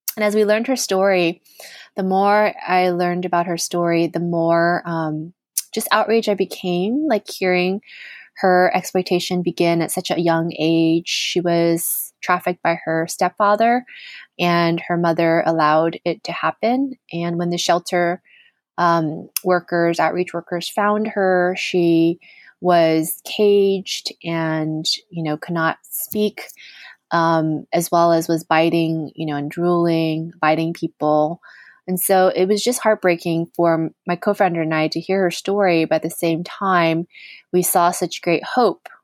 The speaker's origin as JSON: {"language": "English", "country": "United States", "tie": "born or raised there", "also_born_or_lived": "New York City", "said": "growing up in the United States"}